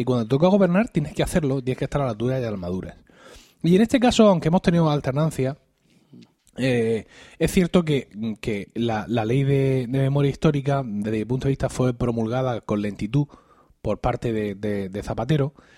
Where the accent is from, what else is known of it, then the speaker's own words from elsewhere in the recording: Blanca, Region of Murcia, Spain; En mi pueblo, como hubiera mencionado, en, Blanca, en Blanca aquí en Murcia